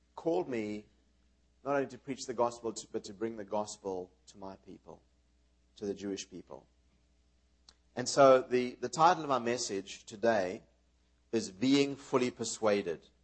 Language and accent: English; South Africa; moved away; also born or lived in New York, United States / Israel; we were raised in South Africa